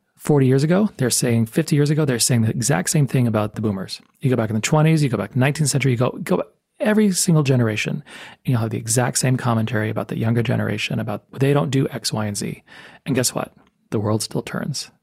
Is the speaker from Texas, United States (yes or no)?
yes; El Paso, Texas, United States; now in Tucson, United States; I grew up in El Paso, Texas.